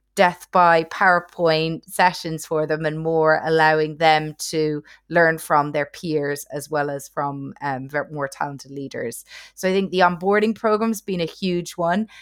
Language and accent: English; Ireland; accent: Irish; also born or lived in near London, United Kingdom / Asia; now in London, United Kingdom; I'm originally Irish, as you can hopefully tell from the accent